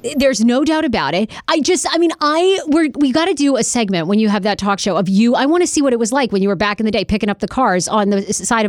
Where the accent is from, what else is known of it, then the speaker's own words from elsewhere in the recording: New York City, New York, United States; as a New Yorker